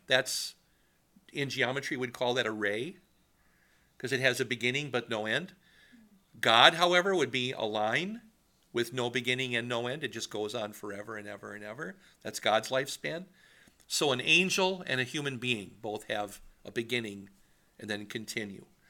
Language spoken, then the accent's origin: English; Wisconsin, United States; moved away as an adult; also born or lived in Washington; I was from Wisconsin